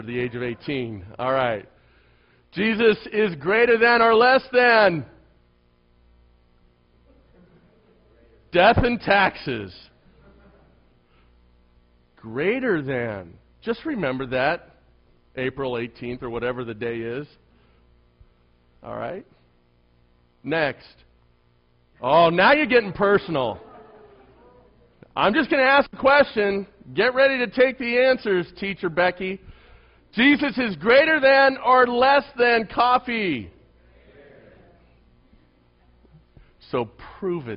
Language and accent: English; United States; as an American